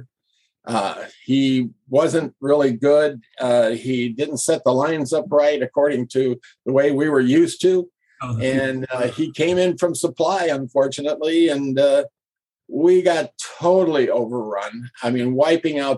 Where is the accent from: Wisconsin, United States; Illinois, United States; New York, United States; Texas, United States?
Illinois, United States; Chicago; I'm from Chicago